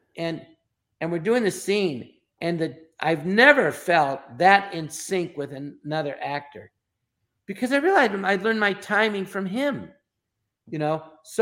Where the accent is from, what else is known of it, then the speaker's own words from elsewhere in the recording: Los Angeles, California, United States; I'm from Los Angeles, the Valley, Tarzana